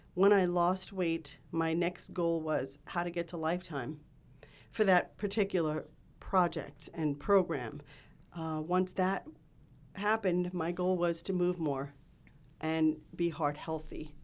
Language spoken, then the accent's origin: English; New York City, New York, United States; I grew up in Queens, New York